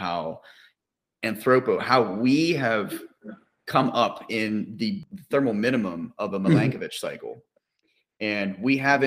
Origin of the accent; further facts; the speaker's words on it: Pennsylvania, United States; now in Arizona, United States; I grew up in Pennsylvania